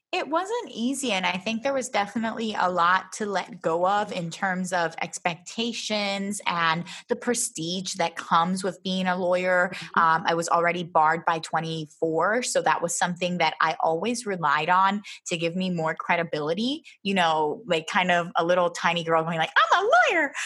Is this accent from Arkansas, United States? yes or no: no; Philadelphia, Pennsylvania, United States; moved away as an adult; also born or lived in Miami / Baltimore / Florida; now in Humacao, Puerto Rico; I was born here, but I grew up in Philadelphia